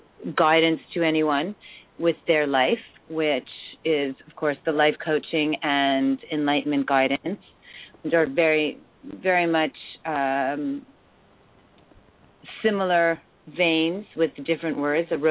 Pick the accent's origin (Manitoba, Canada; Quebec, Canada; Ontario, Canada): Quebec, Canada; Montreal; now in Toronto, Canada; I'm an English-speaking Montrealer. I was born into an English family